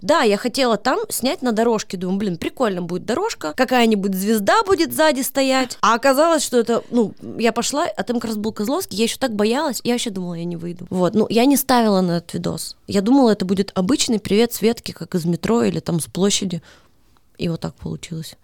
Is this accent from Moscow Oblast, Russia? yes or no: no; Kasli, Chelyabinsk Oblast, Russia; moved away as an adult; now in Moscow, Russia; я из маленького города Косли.